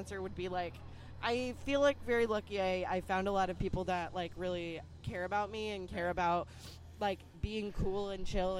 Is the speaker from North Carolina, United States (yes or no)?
no; Albuquerque, New Mexico, United States; also born or lived in Chicago; now in Los Angeles, United States; Italian-American. I'm non-binary. I use they, them pronouns. I'm originally from Albuquerque, New Mexico. Uh-huh. Moved to Chicago. Then I moved to L.A., which is where I live.